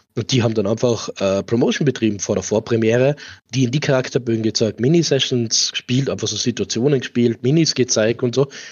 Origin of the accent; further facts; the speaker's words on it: Tyrol, Austria; bei uns in Tirol